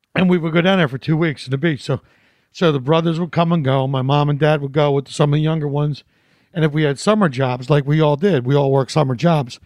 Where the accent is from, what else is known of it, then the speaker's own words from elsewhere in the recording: Philadelphia, Pennsylvania, United States; moved away; I'm from Philly, so I love a good cheesesteak